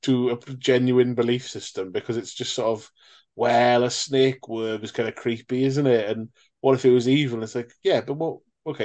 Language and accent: English; Wales, United Kingdom; as a Welshman